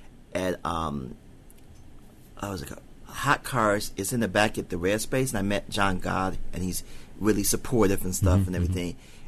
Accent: the South, United States; accent: southern; Well, my mom's from New Orleans. I grew up in a house with people from the south, so I actually do have a southern accent

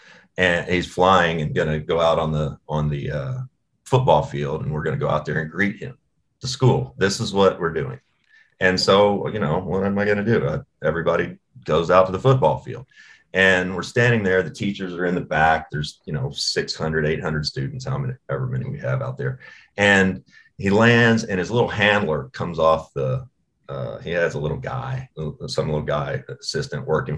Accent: Owensboro, Kentucky, United States; also born or lived in Bowling Green; I was born in Bowling Green, Kentucky. This is where Rand Paul lives. It drives me insane. I grew up 45 minutes from Bowling Green in Owensboro.

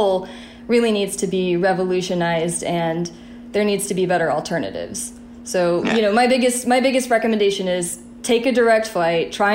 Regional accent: the South, United States; I grew up in the South, where the motto, leave a place better than you found it, is really instilled in you

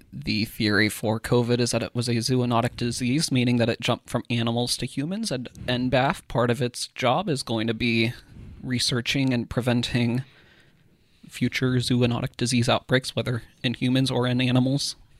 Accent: Iola, Kansas, United States; We are both from Iola

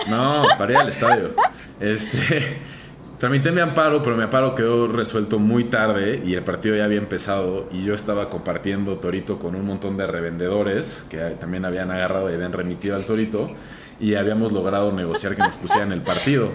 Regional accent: Mexico

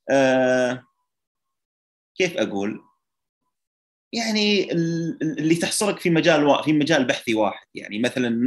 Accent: Kuwait; من من الكويت

